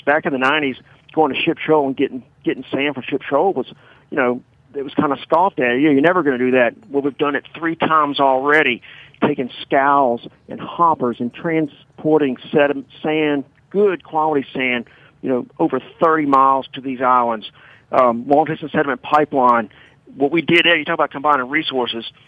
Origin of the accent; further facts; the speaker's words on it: Baton Rouge, Louisiana, United States; I'm from Baton Rouge. I've been here all my life, never left